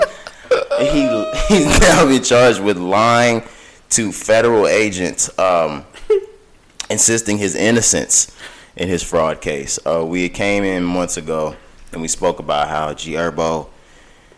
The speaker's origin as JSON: {"language": "English", "region": "Texas", "country": "United States", "said": "we're from Texas."}